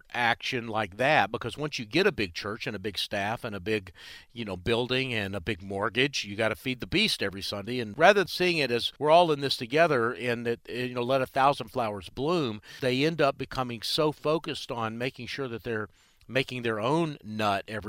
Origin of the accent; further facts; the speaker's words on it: Charlotte, North Carolina, United States; here in my hometown of Charlotte